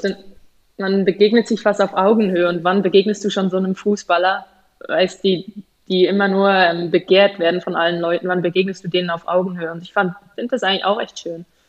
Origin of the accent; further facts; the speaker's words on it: Switzerland; moved away as an adult; also born or lived in Germany / England; als Schweizer